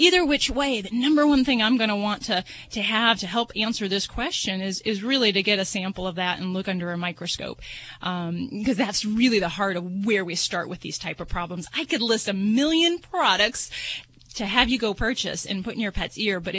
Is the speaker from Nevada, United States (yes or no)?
yes; Las Vegas, Nevada, United States; I'm from Vegas